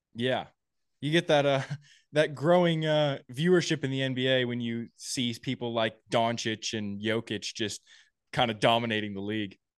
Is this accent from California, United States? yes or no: yes; Napa, California, United States; I was a bulkhead at a, a challenger in my hometown in Napa